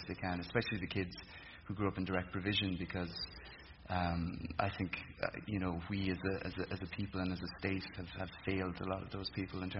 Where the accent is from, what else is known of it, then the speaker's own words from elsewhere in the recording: Tipperary, Munster, Ireland; moved away; I'm from Tipperary, like, just, you know, obviously I'm a big hurling fan.